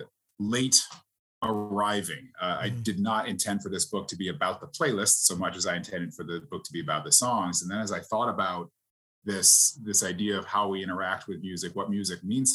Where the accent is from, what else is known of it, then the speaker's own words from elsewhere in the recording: Queensbury, New York, United States; Grew up in upstate New York, Queensbury, New York, kind of in the Lake George and Saratoga area.